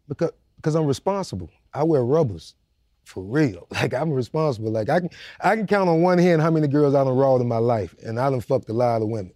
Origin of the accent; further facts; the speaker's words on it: Jacksonville, Florida, United States; I was straight out the worst part of Jacksonville